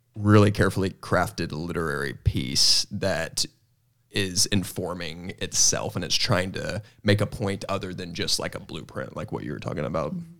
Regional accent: Northwest Arkansas, United States; growing up just here in Northwest Arkansas

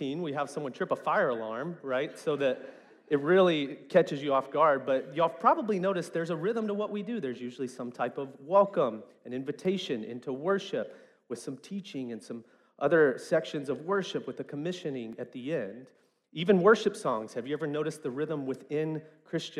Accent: West Memphis, Arkansas, United States; growing up in West Memphis, especially in the 90s

